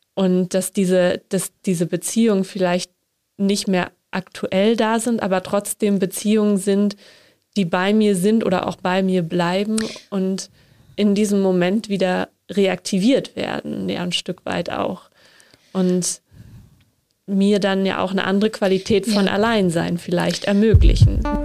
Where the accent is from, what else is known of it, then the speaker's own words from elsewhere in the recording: Northern Germany, Germany; ich komme aus Norddeutschland, da sind auch Seebestattungen gang und gäbe